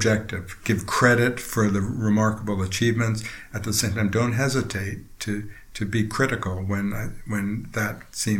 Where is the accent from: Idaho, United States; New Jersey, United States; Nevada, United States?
New Jersey, United States; Princeton; Just outside Princeton, New Jersey.